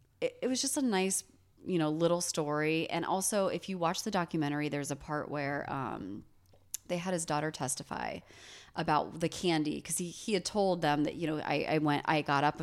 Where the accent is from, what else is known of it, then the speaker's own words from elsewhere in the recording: Minerva, United States; I'm from Minerva